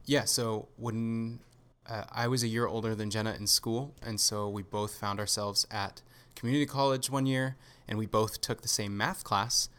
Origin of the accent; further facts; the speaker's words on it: Southern California, United States; I grew up in Southern California